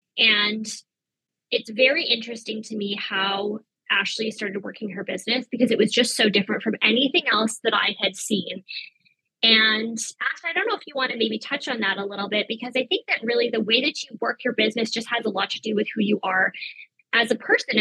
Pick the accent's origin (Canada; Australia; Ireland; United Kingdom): Canada; Victoria, British Columbia; I was also born and raised in Victoria